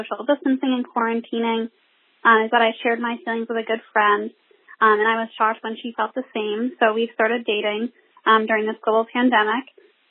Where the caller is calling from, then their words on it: Miami, Florida, United States; I'm calling from Miami, Florida.